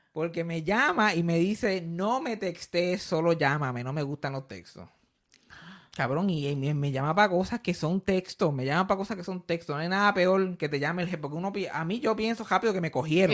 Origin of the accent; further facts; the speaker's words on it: Puerto Rico; yo soy puertorriqueño